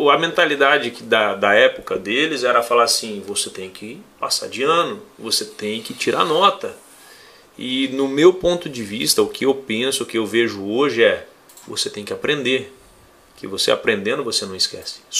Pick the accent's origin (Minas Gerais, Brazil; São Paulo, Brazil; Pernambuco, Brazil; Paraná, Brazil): Paraná, Brazil; Braganey; first language Portuguese; moved away as an adult; also born or lived in Foz do Iguaçu / England; now in Cascavel, Brazil; Eu sou natural daqui até e fui criado numa cidade próxima daqui, Braganei.